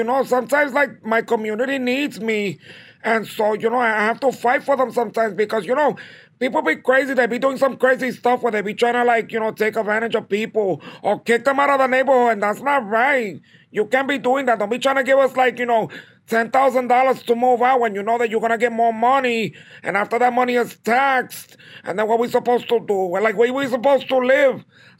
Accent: Bronx, New York, United States; I mean, originally, you know, my family's from Puerto Rico, pero, you know, I was born and raised in the South Bronx.

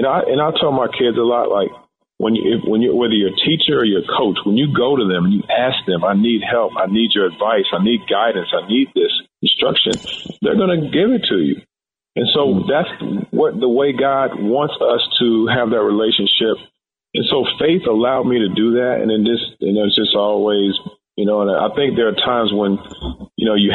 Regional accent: Louisville, Kentucky, United States; growing up in Louisville, Kentucky

